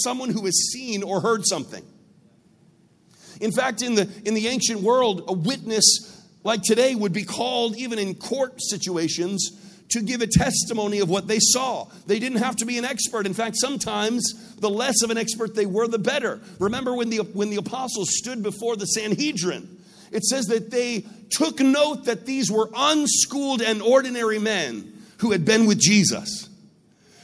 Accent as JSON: {"language": "English", "country": "United States", "said": "I come from the United States. My country used to be part of the British Empire"}